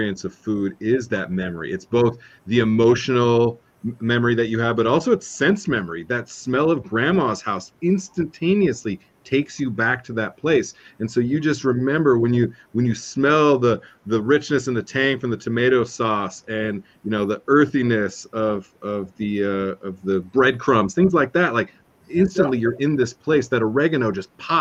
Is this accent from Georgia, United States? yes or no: no; Southern California, United States; I grew up in Southern California